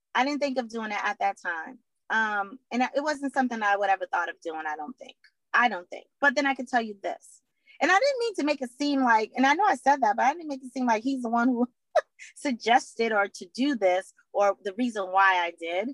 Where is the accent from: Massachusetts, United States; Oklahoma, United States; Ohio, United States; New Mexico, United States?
Massachusetts, United States; Boston; I am from Boston, Mass, born and raised here